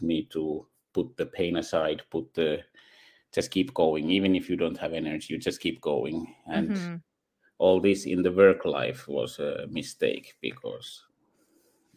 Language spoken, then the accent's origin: English; Finland; English is a second language; also born or lived in Netherlands / Spain; I grew up there, went to schools there, and did my BSc in computer science in Finland